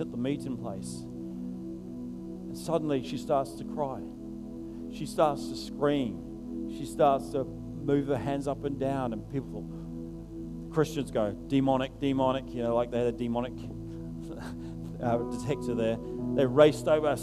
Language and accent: English; England, United Kingdom; moved away; when I grew up in England